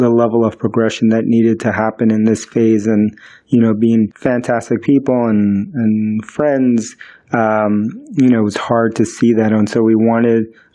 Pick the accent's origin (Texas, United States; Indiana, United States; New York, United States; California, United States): New York, United States; first language Spanish; English is a second language; also born or lived in Queens, New York; I was born in the United States, but I grew up in the South Bronx, and then I lived in Queens in New York, you know, for most of my life